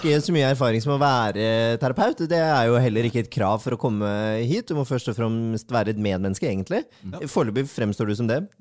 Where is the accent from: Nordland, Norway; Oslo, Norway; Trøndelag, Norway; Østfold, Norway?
Oslo, Norway; Jeg er fra Oslo. Jeg er fra Holmenkollen